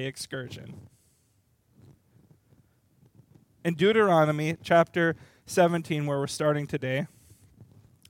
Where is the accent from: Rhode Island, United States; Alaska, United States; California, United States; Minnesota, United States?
Minnesota, United States; Little Falls; I was born in Little Falls, Minnesota, very, very small town